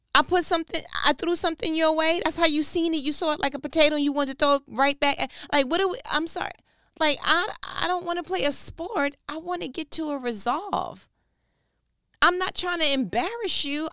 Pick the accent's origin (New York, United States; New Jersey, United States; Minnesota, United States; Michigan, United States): New York, United States; I'm from New York